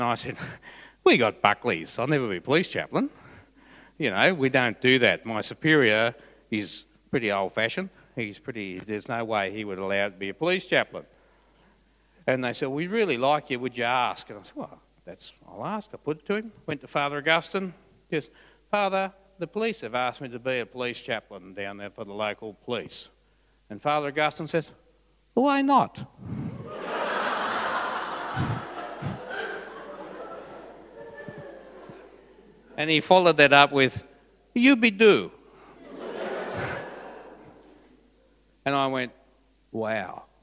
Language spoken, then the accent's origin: English; Forbes, New South Wales, Australia; moved away; I was from Forbes